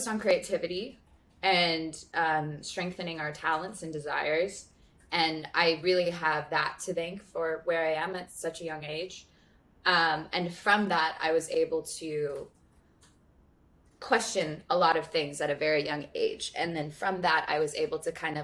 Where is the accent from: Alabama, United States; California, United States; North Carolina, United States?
California, United States; Santa Monica; born or raised there